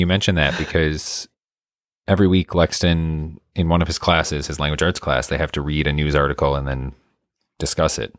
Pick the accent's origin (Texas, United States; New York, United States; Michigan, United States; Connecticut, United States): Michigan, United States; now in Illinois, United States; I'm used to it growing up in Michigan, getting just a ton every season